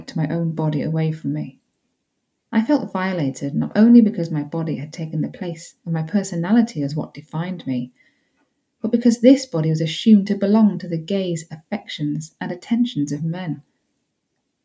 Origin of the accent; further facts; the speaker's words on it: Yorkshire and the Humber, United Kingdom; I grew up in West Yorkshire